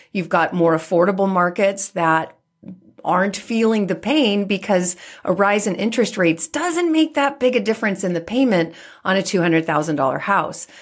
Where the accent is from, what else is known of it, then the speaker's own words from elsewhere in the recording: San Francisco, California, United States; being born and raised in San Francisco